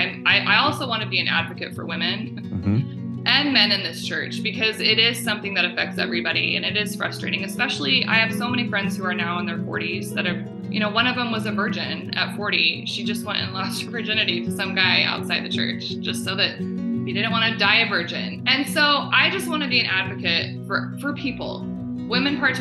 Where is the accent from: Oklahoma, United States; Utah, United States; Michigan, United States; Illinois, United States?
Utah, United States; Ogden; also born or lived in Park City, Utah; I'm from Park City originally, Ogden as well. I was born in Ogden. We moved to Park City when I was 12.